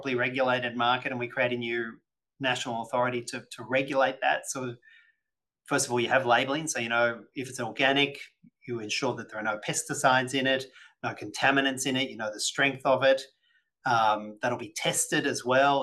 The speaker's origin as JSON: {"language": "English", "region": "New South Wales", "country": "Australia", "said": "my home state of New South Wales"}